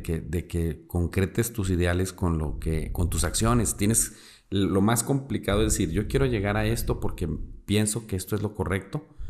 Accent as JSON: {"language": "Spanish", "region": "Durango", "country": "Mexico", "said": "soy de Durango"}